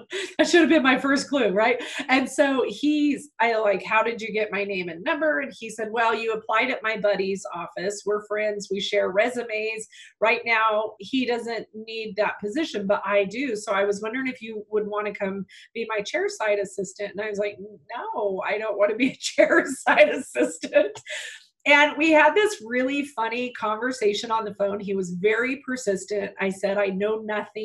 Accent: northern New Mexico, United States; I was born and raised in northern New Mexico on a farm

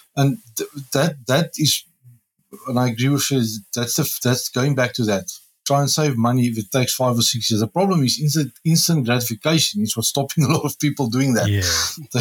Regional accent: South Africa; As a South African

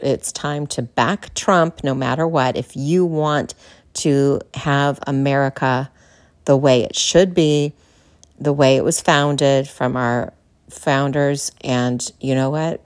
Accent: California, United States; moved away as an adult; now in Texas, United States; as a Californian, yeah, native Californian, now living in Texas

